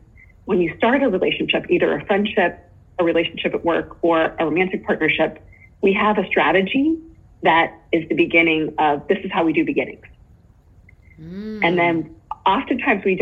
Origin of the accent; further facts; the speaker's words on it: Pittsburgh, Pennsylvania, United States; also born or lived in Japan; I'm from Pittsburgh